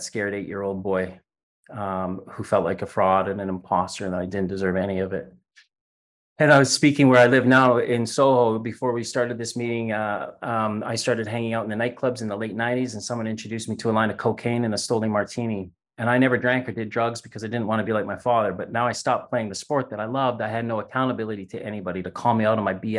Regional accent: Saskatchewan, Canada; moved away as an adult; also born or lived in Doncaster, United Kingdom / Isle of Wight, United Kingdom; I was born in Canada to two English immigrants from the UK who immigrated to Canada in the 60s, in the middle of Canada, above Montana, a province called Saskatchewan

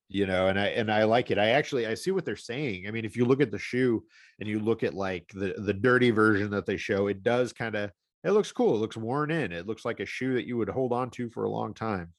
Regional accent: St. Louis, Missouri, United States; living in Saint Louis, growing up in Saint Louis

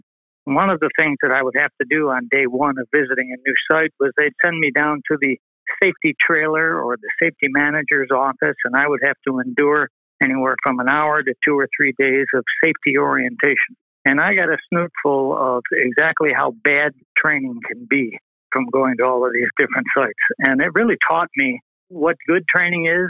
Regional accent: Western New York, United States; moved away as an adult; also born or lived in California; Born and raised in Western New York

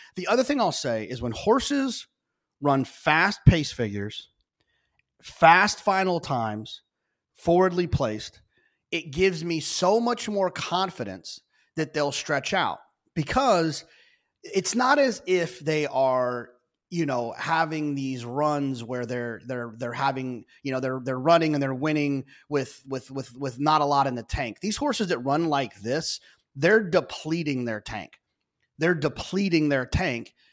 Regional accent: Texas, United States; as a Texan

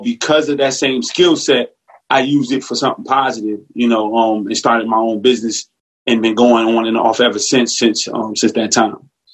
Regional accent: Newark, New Jersey, United States; grew up in North New Jersey

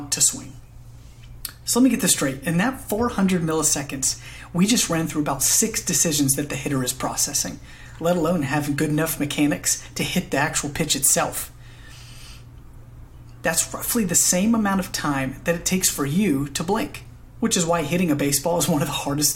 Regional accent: Alpharetta, Georgia, United States; moved away as an adult; now in Nashville, United States; Originally, I'm from Alpharetta, Georgia, and moved to Nashville, Tennessee in 2016 to further my education

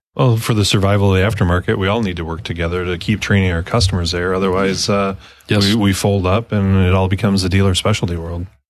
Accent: Michigan, United States; I grew up in the in Michigan

